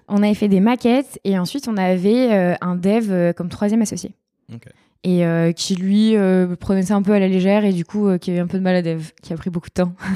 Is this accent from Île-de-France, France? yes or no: no; countryside near Angers, Pays de la Loire, France; now in Bordeaux, France; J'ai grandi dans la campagne à Angers, dans un tout petit village de 2000 habitants